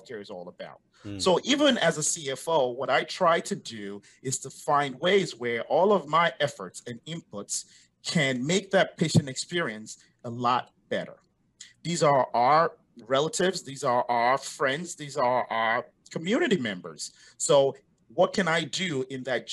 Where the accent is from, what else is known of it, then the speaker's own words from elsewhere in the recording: New Jersey, United States; moved away; also born or lived in West Africa / Europe; Born in West Africa, grew up in the States, in New Jersey, to be specific.